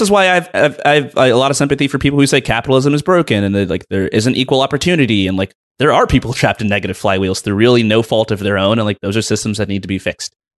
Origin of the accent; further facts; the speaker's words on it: United States; I was born in the United States of America.